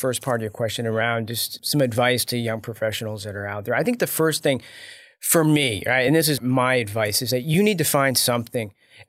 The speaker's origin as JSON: {"language": "English", "country": "United States", "said": "my wife is Taiwanese and I'm an American."}